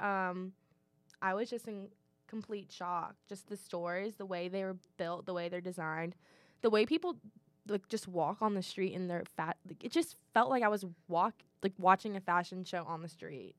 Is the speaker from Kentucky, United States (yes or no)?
yes; Louisville, Kentucky, United States; I'm from Louisville